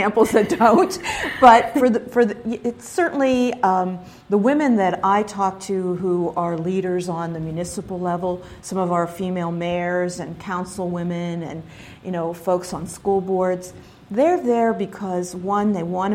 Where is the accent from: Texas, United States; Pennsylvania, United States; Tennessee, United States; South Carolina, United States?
Pennsylvania, United States; Pittsburgh; I'm a city kid. I'm from Pittsburgh